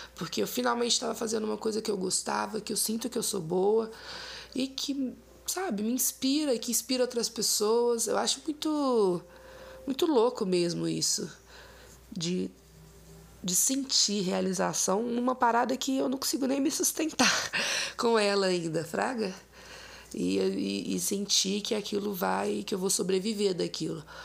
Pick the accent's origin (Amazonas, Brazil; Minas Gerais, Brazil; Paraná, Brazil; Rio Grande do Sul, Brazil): Minas Gerais, Brazil; Ouro Preto; also born or lived in Mariana, Minas Gerais; nasci em Mariana, Minas Gerais, mas os meus pais, né, me criaram em Cachoeira do Campo, que é um distrito de Ouro Preto.